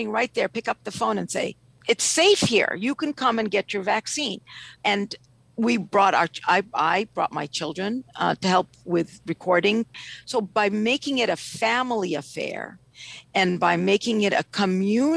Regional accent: Ethiopia; now in Washington, D.C., United States; I'm originally from Ethiopia

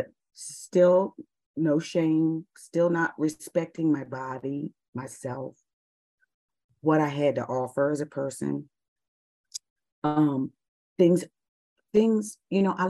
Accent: United States; also born or lived in Dubai; being an American

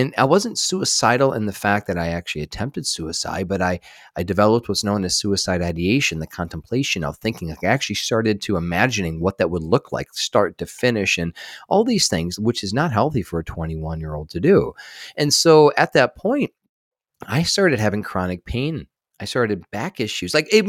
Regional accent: Michigan, United States; born there; I was born in just outside of Detroit, Michigan, and I was a sick kid.

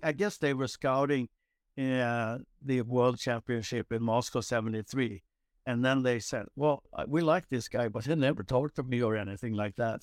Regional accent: Nynäshamn, Stockholm County, Sweden; moved away as an adult; just south of Stockholm, uh, called Nynäshamn

